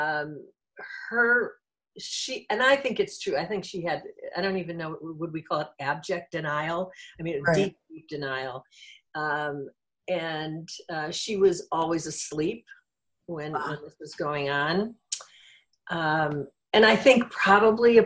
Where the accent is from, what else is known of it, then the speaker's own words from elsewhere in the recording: Midwest, United States; I grew up in the Midwest in an alcoholic household.